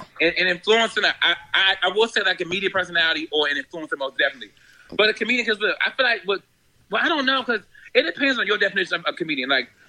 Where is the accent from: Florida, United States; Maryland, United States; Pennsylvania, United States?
Maryland, United States; also born or lived in Queens, New York; So you know I grew up between Maryland and Queens, New York.